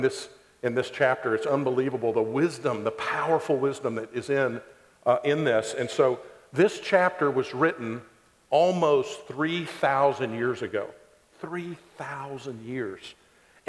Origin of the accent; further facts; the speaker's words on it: Ada, Oklahoma, United States; I grew up in Ada, Oklahoma, a little town in southeast Oklahoma